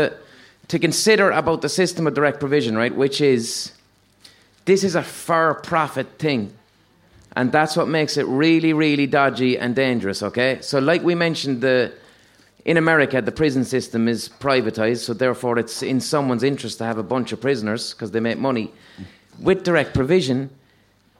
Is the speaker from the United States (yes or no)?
no; Limerick, Munster, Ireland; I'm from Limerick